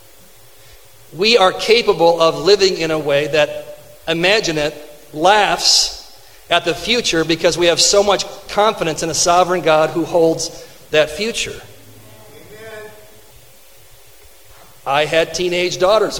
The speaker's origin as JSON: {"language": "English", "town": "Fenton", "region": "Michigan", "country": "United States", "tie": "born or raised there", "said": "I grew up in Fenton."}